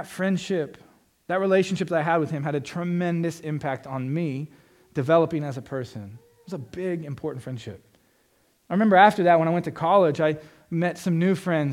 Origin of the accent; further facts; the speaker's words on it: Florida, United States; I'm from Florida. It's flat, like Indiana